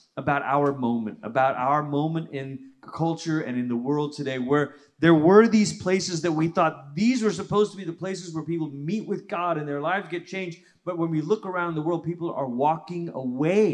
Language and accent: English; Malaysia; moved away as an adult; also born or lived in Portland, Oregon / Tulsa, Oklahoma; now in United States; I grew up in Malaysia. That's where I'm from originally.